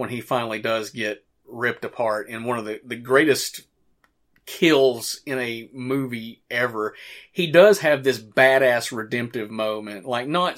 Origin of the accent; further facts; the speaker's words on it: Morristown, Tennessee, United States; the first movie being directed in my hometown, filmed in my hometown